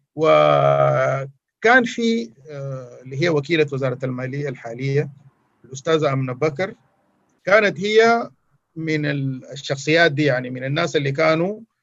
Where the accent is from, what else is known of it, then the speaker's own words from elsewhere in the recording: Sudan; عندنا في السودان